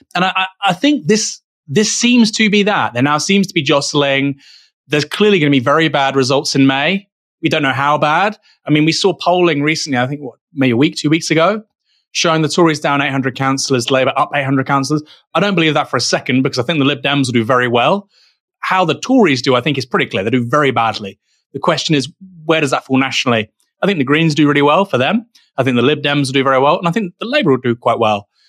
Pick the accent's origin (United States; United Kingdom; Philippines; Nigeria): United Kingdom; as a Brit